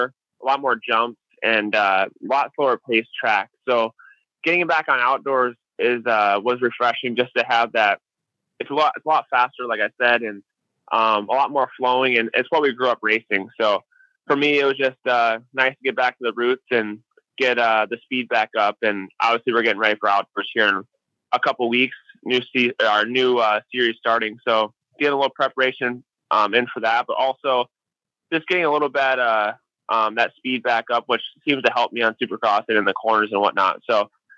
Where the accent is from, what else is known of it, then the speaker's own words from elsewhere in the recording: Illinois, United States; I grew up in Illinois